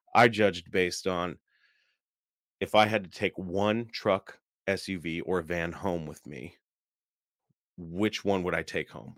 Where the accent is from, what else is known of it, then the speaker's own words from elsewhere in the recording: Seattle, Washington, United States; I'm from the Seattle area